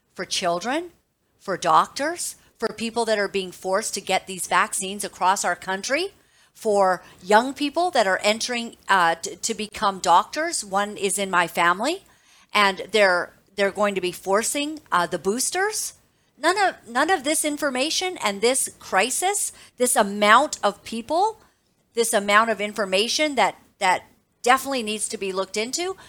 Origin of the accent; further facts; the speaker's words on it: Canada; As a mother, as a Canadian